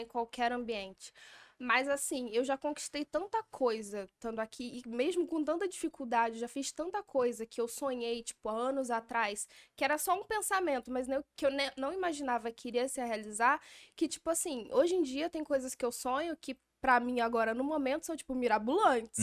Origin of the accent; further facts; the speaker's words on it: Barra do Piraí, Rio de Janeiro, Brazil; now in São Paulo, Brazil; sou barrense, Barra